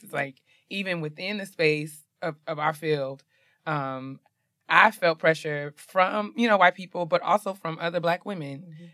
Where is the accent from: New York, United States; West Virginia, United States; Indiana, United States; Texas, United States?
New York, United States; I'm from New York